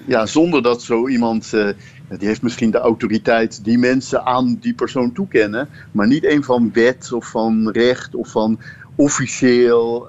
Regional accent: Netherlands; ik ben zelf een Nederlander

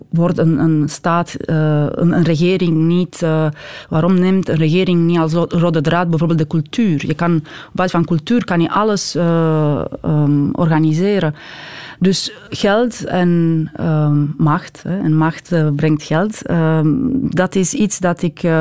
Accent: Belgium; wij de Belgen, hè? ik ben ook Belg

